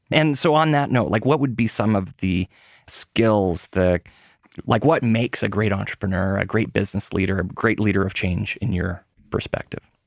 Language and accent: English; Winnipeg, Manitoba, Canada; moved away; when I was a kid growing up in Winnipeg